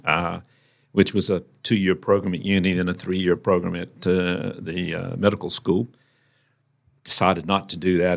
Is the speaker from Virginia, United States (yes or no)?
yes; Virginia, United States; moved away; also born or lived in North Carolina; we relocated to Virginia, which is the next state up